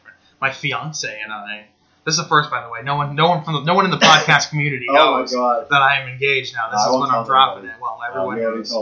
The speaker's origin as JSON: {"language": "English", "region": "New England", "country": "United States", "said": "I'm from New England."}